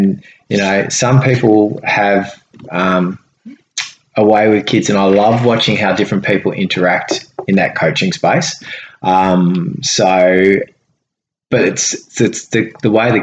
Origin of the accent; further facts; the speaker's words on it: Devonport, Tasmania, Australia; I grew up in Jared Court.